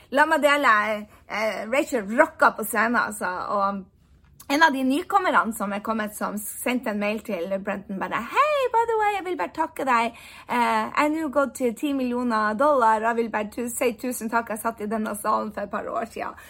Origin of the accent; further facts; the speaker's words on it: Norway; moved away as an adult; also born or lived in United States; jeg har bodd borte fra Norge i ni år